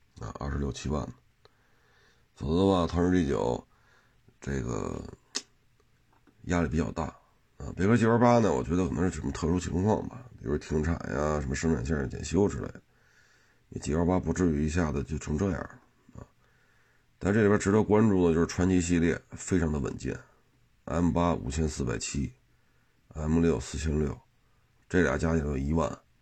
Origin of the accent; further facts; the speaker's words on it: China; 我们中国人